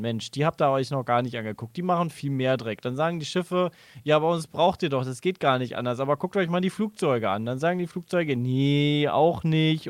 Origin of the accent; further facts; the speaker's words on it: Cologne, North Rhine-Westphalia, Germany; Ich als Rheinländer